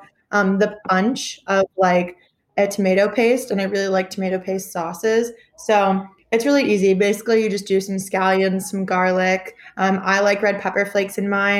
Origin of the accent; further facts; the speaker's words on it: the North, United States; now in Tuscaloosa, United States; I'm from the North